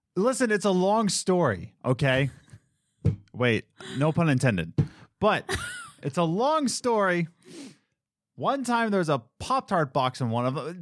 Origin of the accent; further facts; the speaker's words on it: Philadelphia, Pennsylvania, United States; growing up in Philly